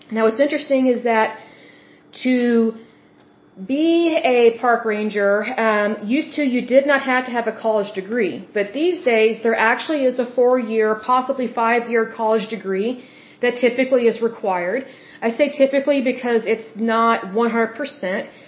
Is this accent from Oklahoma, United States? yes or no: yes; Oklahoma, United States; I am from Oklahoma and we do have some very beautiful state parks here